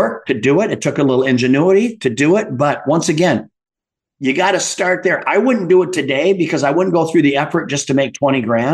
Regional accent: Midwest, United States; I grew up in the Midwest

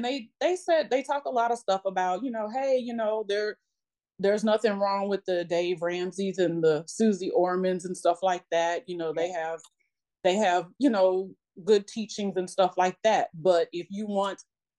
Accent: Illinois, United States; now in Atlanta, United States; I'm originally from Illinois.

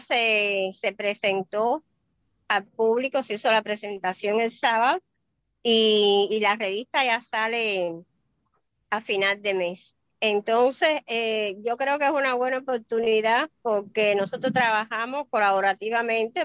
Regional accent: Cuba; moved away as an adult; now in Miami, United States; yo soy cubana

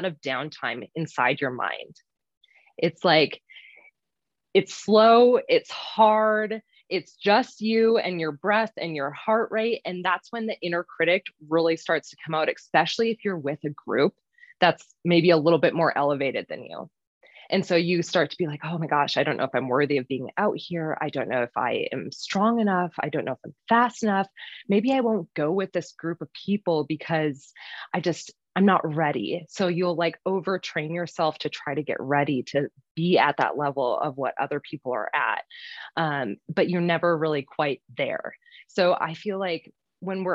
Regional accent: Minnesota, United States; moved away as an adult; now in Utah, United States; I am originally from Minnesota, but have lived in Utah for the past 8-ish years, going on 9 here now

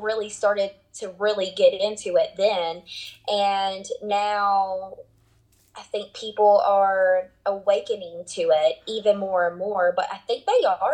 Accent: South Alabama, United States; I'm from South Alabama

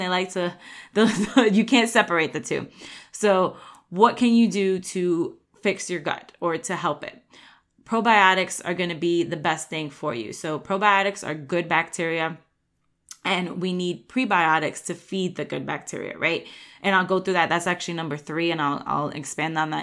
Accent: New York, United States; I grew up in New York

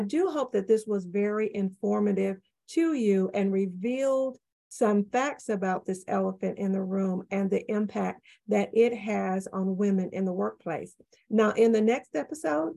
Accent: the Florida Panhandle, United States; also born or lived in Ohio; now in Memphis, United States; I grew up in the panhandle of Florida

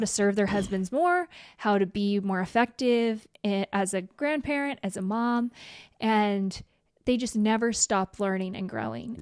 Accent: Idaho, United States; I'm from Idaho

